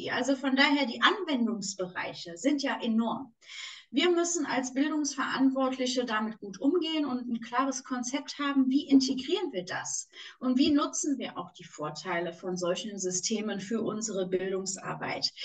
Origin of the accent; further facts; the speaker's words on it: Düsseldorf, North Rhine-Westphalia, Germany; und du merkst, ich bin Düsseldorferin, wenn ich da einmal in meinem Flow bin